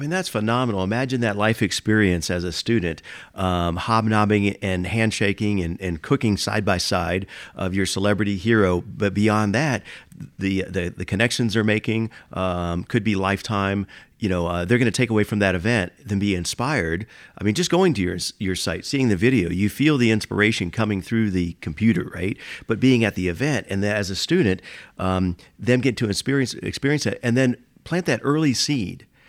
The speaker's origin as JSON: {"language": "English", "town": "Miami", "region": "Florida", "country": "United States", "tie": "born or raised there", "moved": "yes", "lives_now": "Atlanta, United States", "said": "I was born in Miami"}